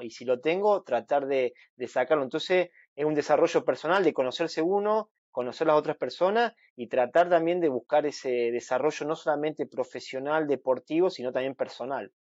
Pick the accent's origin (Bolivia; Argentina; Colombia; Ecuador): Argentina; soy el argentino